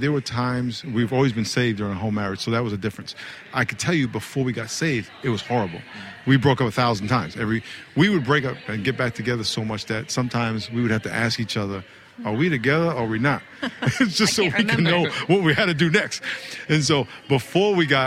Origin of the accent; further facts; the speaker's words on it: New York, United States; now in California, United States; I'm from New York